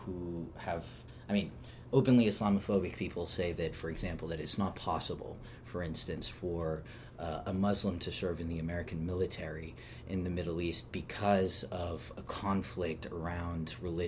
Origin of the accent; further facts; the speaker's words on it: France; So I grew up in France